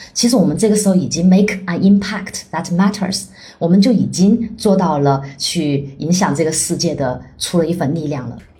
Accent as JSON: {"language": "Chinese", "region": "Chongqing", "country": "China", "also_born_or_lived": "France / Fuzhou / Australia", "moved": "as an adult", "lives_now": "Singapore", "said": "我是川妹子"}